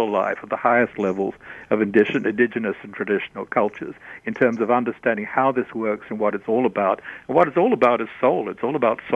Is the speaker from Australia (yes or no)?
yes; Australia; I'm Australian.